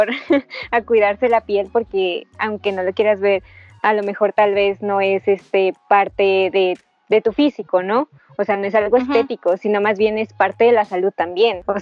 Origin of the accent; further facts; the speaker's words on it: Nezahualcóyotl, State of Mexico, Mexico; tú eres de Catepec, yo, yo era de Nesa.